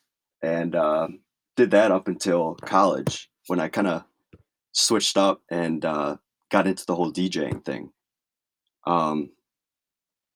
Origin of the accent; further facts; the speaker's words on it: Chicago, Illinois, United States; I grew up around Chicago